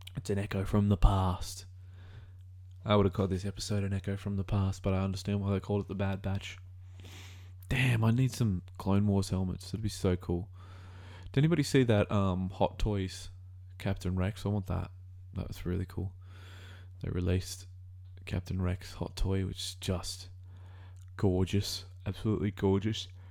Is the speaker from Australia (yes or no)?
yes; Australia; As an Australian